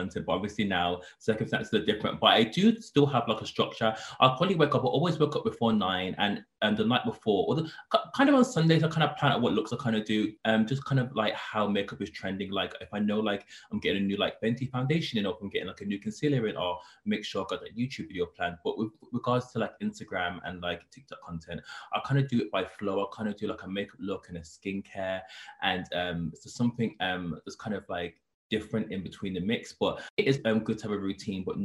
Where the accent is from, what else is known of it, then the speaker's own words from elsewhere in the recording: Birmingham, West Midlands, United Kingdom; moved away as an adult; also born or lived in London; I first moved from my hometown Birmingham. I came to London for university